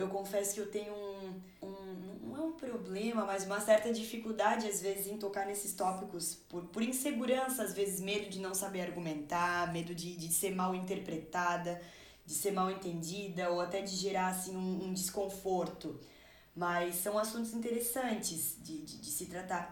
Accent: Brazil; sou brasileira e tenho que ter orgulho do, do meu país

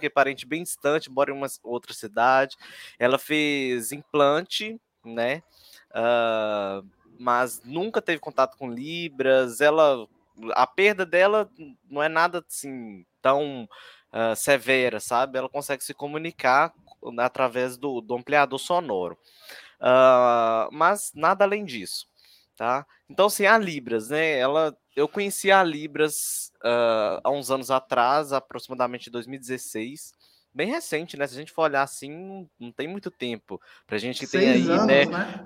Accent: Ipatinga, Minas Gerais, Brazil; aqui na minha cidade, eu sou do interior, sou da cidade de Ipatinga, aqui no, na região do Vale do Aço, né, é, de Minas Gerais, leste de Minas.

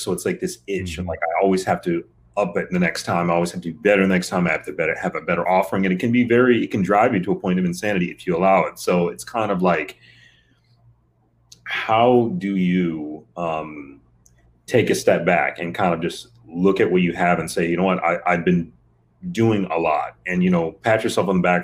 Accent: Michigan, United States; I'm from Michigan

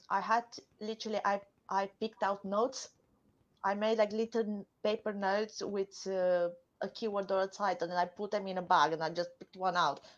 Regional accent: Romania; Well, one thing I can tell, say for sure I have from back home is my sarcasm.

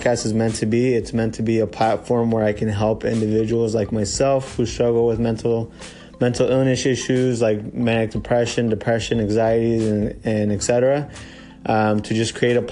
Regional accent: Medford, Oregon, United States; I am from Medford, Oregon

